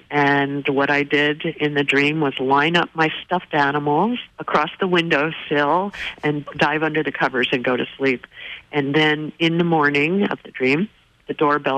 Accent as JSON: {"language": "English", "region": "New Jersey", "country": "United States", "tie": "born or raised there", "said": "When I was younger, I grew up in New Jersey"}